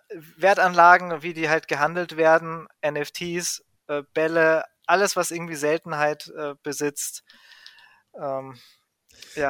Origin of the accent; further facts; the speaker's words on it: Greece; als Grieche